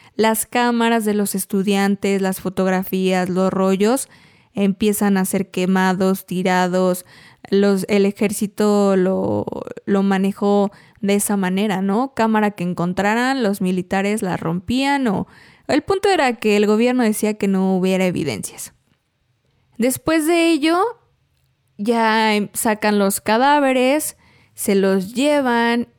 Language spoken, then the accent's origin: Spanish; Mexico; nos marca como mexicanos, es nuestra historia